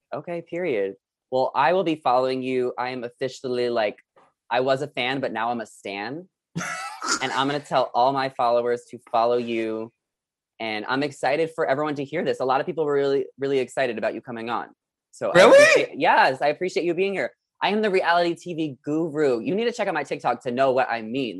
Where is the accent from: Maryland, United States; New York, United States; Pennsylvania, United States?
New York, United States; now in Los Angeles, United States; I'm from New York